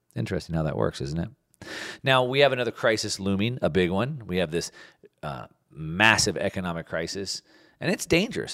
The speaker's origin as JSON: {"language": "English", "country": "United States", "said": "As an American patriot"}